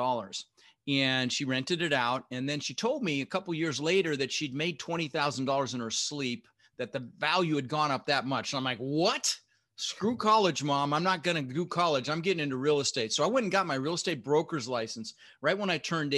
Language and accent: English; Denver, Colorado, United States; also born or lived in Netherlands; We ended up in Denver, Colorado, where I lived for 30 years, and we grew up pretty poor